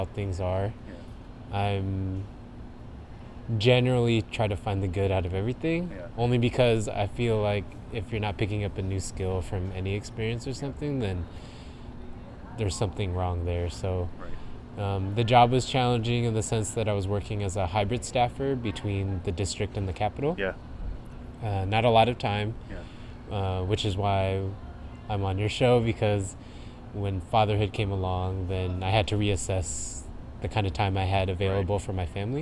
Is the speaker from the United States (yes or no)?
yes; Riverside, California, United States; moved away; also born or lived in Oakland; born and raised in Riverside, California, which is down inland in Southern California